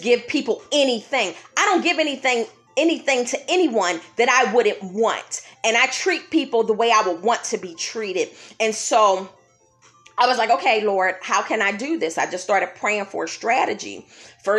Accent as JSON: {"language": "English", "town": "Philadelphia", "region": "Pennsylvania", "country": "United States", "tie": "born or raised there", "said": "when I was a kid walking the streets of Germantown, Pennsylvania with her growing up in Philadelphia"}